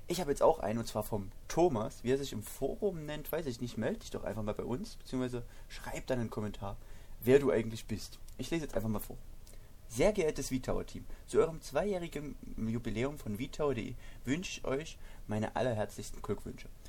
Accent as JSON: {"language": "German", "region": "Saxony", "country": "Germany", "said": "ich komme aus Sachsen"}